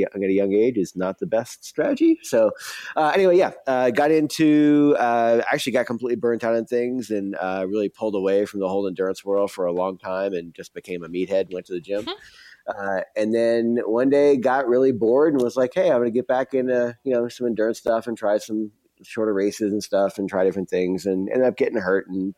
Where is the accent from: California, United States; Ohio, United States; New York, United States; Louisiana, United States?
Louisiana, United States; New Orleans; I grew up in New Orleans